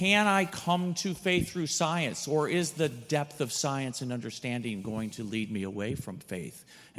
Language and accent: English; Cincinnati, Ohio, United States; from Cincinnati.